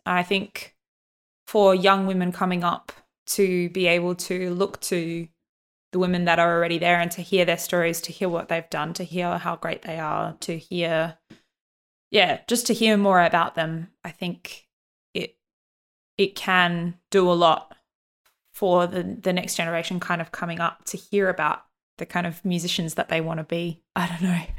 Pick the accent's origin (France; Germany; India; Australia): Australia; growing up in Australia